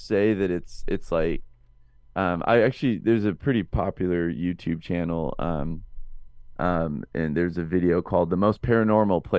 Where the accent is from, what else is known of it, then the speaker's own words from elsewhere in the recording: Northern California, United States; where I grew up specifically in NorCal is just a, it's an odd place to be sure